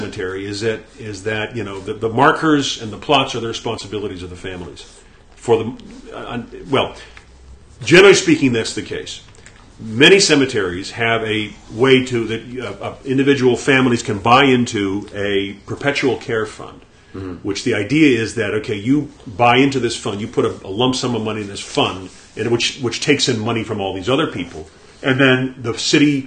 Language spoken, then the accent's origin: English; California, United States; moved away; I grew up in California